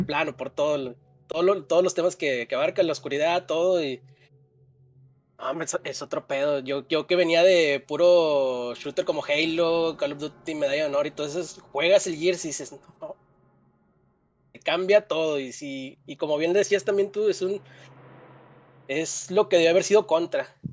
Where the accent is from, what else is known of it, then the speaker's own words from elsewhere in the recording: Mexico; como no somos este, los mexicanos bien, este, acá con el vocabulario muy amplio